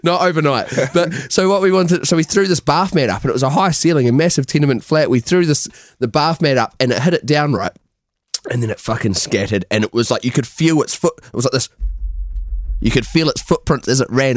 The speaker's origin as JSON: {"language": "English", "country": "New Zealand", "moved": "yes", "said": "we're from New Zealand"}